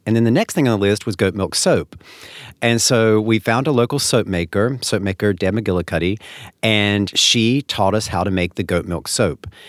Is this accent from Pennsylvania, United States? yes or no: no; North Carolina, United States; now in upstate New York, United States; I grew up in North Carolina